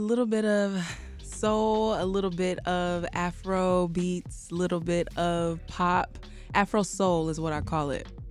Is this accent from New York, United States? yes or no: no; Chicago, Illinois, United States; also born or lived in Nigeria; I'm Nigerian, I am American